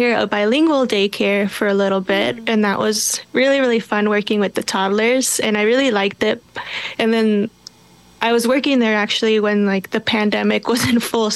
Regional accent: Minneapolis, Minnesota, United States; I grew up in Minneapolis, South Minneapolis to be exact

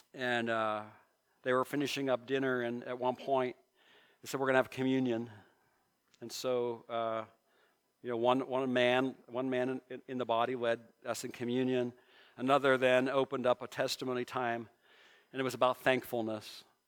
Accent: Mahoning Valley, Ohio, United States; I grew up in the Mahoning Valley.

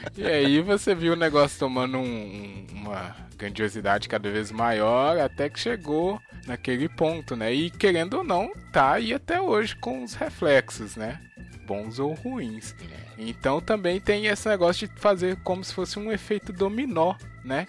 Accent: Brazil; somos brasileiros

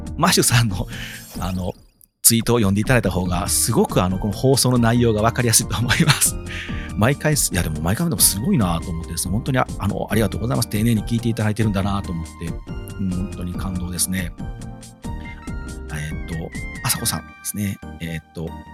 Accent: Wakayama, Japan; 地元和歌山のテレビ和歌山

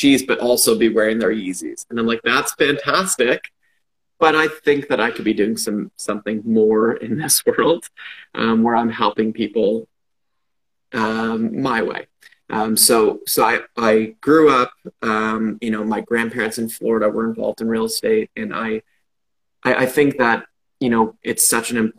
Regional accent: Toronto, Ontario, Canada; born and raised in Toronto, to a big family.

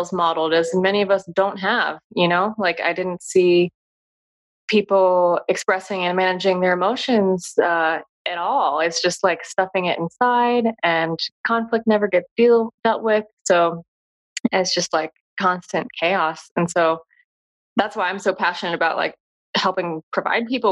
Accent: United States; being an American

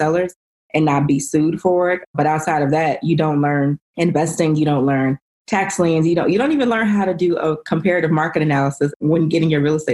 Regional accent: Chicago, Illinois, United States; I'm from Chicago.

